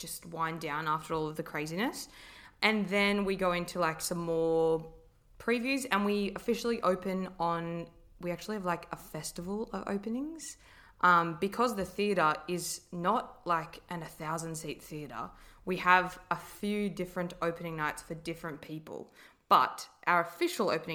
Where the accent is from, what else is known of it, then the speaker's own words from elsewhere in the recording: Wollongong, New South Wales, Australia; I grew up in Wollongong